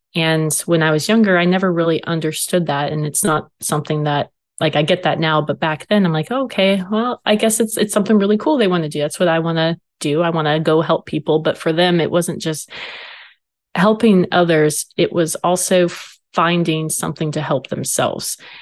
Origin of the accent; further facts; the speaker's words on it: Marysville, Washington, United States; now in Fort Hood, United States; So I'm originally from Washington State, from a very small town called Marysville